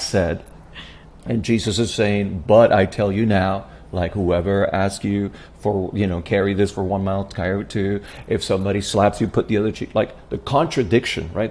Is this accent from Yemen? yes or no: no; Puerto Rico; I was born and raised in Puerto Rico